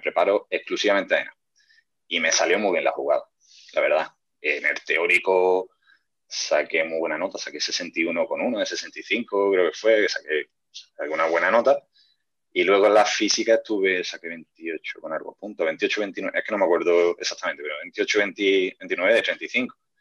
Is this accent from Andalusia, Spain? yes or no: yes; Córdoba, Andalusia, Spain; Todos los que somos de aquí de Córdoba capital